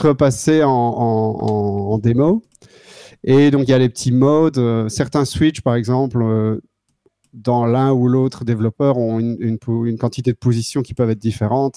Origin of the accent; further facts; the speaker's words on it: Wallonia, Belgium; moved away as an adult; now in Netherlands; je viens du sud de la Belgique et j'habite ici depuis 2009. C'est au pays, Pays-Bas